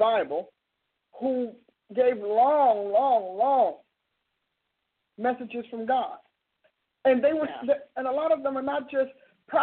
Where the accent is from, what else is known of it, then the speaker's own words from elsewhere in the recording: Newark, New Jersey, United States; I'm from Newark, New Jersey